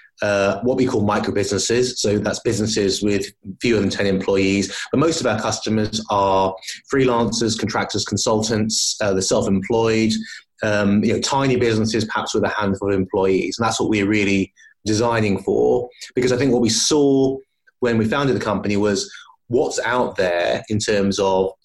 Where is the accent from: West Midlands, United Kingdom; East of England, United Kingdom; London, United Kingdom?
London, United Kingdom; moved away as an adult; now in Edinburgh, United Kingdom; I was born in London, grew up in London, moved around a little bit since, and really my journey up to Scotland was based on moving up here with my young family